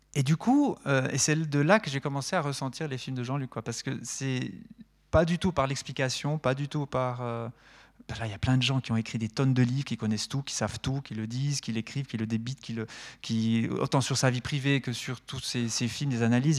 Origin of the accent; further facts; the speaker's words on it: Neuchâtel, Switzerland; also born or lived in Lausanne / La Chaux-de-Fonds; je viens de Neuchâtel